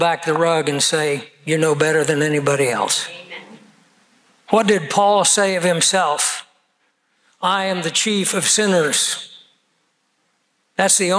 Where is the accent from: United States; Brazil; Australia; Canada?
United States; as an American